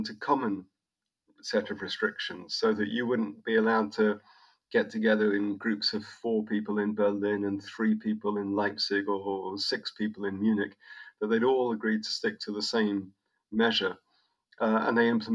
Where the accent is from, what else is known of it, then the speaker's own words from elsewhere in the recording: United Kingdom; now in Camberg, Germany; I'm a Brit, and last year I also got German citizenship